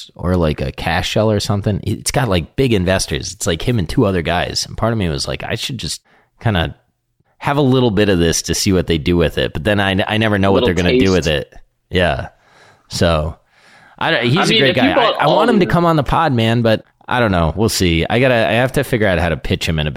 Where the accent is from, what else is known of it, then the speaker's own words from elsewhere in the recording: Chicago, Illinois, United States; where are you from? And I said, Chicago